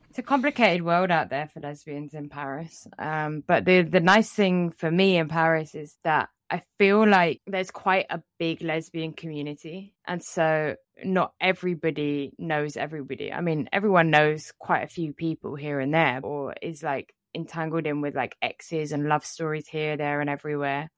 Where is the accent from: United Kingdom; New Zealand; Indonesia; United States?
United Kingdom; England; growing up in England